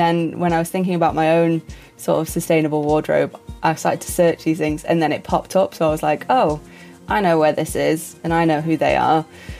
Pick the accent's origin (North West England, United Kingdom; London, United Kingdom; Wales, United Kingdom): North West England, United Kingdom; Manchester; also born or lived in Huddersfield; I am from Chorlton. I went to Huddersfield for university and then just came back and never left.